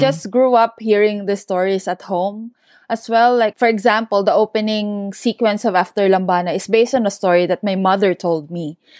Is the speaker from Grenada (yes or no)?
no; Central Luzon, Philippines; moved away as an adult; also born or lived in Sydney, Australia; I was born and raised in Bulacan in the Philippines